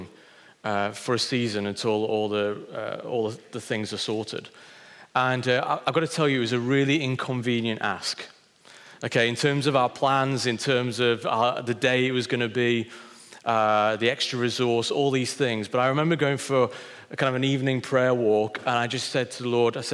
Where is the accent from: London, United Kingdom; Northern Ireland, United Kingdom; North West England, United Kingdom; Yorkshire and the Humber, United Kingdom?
Yorkshire and the Humber, United Kingdom; Wakefield; moved away; Christ found me in a cathedral in Wakefield when I was 8 years old